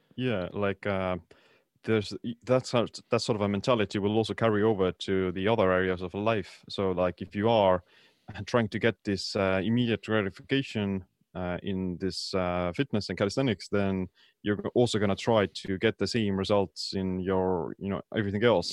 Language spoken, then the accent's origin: English; Estonia; I'm from Estonia.